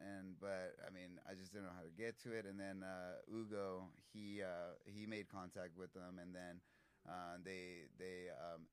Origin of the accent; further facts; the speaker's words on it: Austin, Texas, United States; I'm from Austin